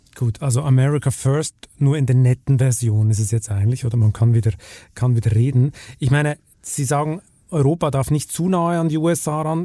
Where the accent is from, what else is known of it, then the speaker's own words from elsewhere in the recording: Switzerland; in meinem Heimatland